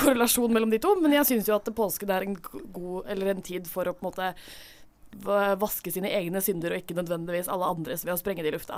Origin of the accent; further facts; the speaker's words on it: Drøbak, Akershus, Norway; moved away; rommet mitt eh, hjemme i Drøbak